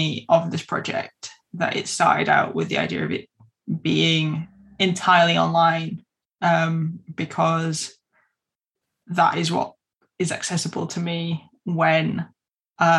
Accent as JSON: {"language": "English", "town": "Keighley", "region": "Yorkshire and the Humber", "country": "United Kingdom", "tie": "born or raised there", "said": "at Keithy Creative in my hometown"}